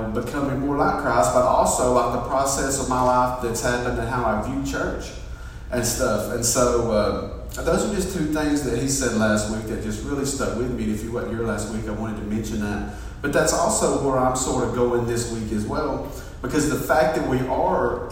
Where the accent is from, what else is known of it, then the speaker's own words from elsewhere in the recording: Fort Payne, Alabama, United States; I grew up in Fort Payne, and we went to Mount Carmel Baptist Church